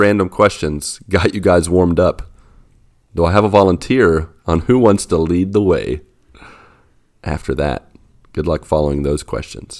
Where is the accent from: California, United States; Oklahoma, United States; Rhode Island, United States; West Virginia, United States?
West Virginia, United States; I was born in West Virginia.